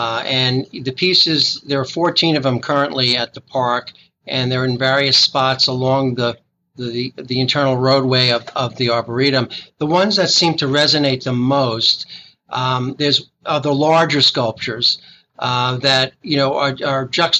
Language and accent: English; New York City, New York, United States; moved away; I grew up in Brooklyn